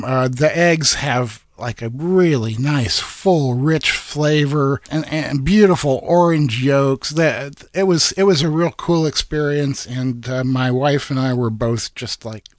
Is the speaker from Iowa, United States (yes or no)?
yes; Iowa, United States; now in Oregon, United States; when I was growing up in Iowa